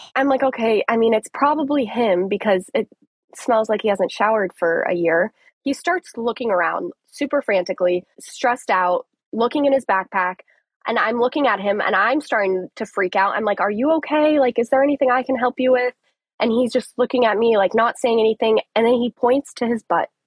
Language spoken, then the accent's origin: English; Colorado, United States; now in Tampa, United States; It's actually where I'm from. I'm from Colorado.